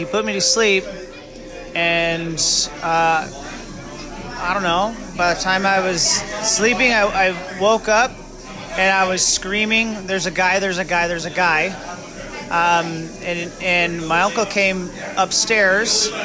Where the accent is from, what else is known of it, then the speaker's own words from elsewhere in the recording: Buffalo, New York, United States; I was born in Buffalo, New York